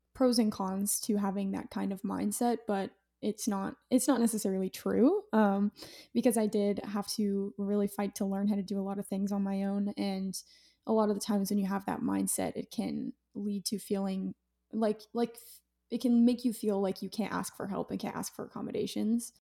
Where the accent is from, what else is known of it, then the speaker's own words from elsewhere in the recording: Utah, United States; I'm from Utah